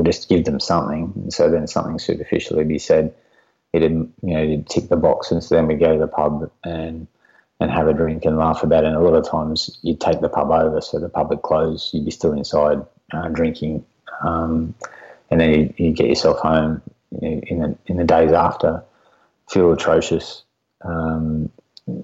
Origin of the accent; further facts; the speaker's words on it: near Kyogle, New South Wales, Australia; I transferred out to Kyogle, a small country town back up here near my hometown